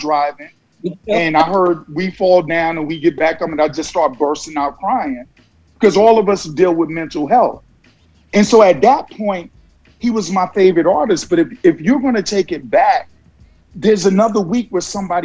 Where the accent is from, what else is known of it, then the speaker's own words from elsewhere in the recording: New York City, New York, United States; also born or lived in Virginia / New Jersey / California; now in Georgia, United States; a kid that was born and raised in Brooklyn, New York